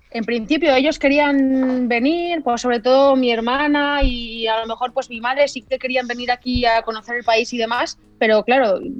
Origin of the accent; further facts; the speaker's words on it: Spain; moved away as an adult; Porque vine de España, que, no había parón, y yo aquí he estado compitiendo prácticamente desde, desde mayo, cosa que en España es todo, lo contrario.